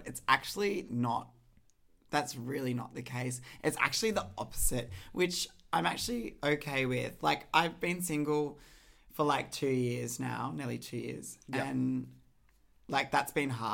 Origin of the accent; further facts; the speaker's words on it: Terrigal, New South Wales, Australia; now in Sydney, Australia; Where I grew up on the Central Coast in Terrigal Beach, if anyone knows where that is. It's like in between Newcastle and Sydney.